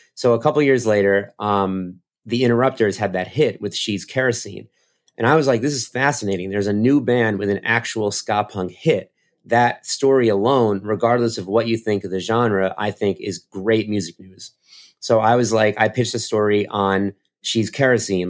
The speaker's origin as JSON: {"language": "English", "country": "United States", "said": "I'm American"}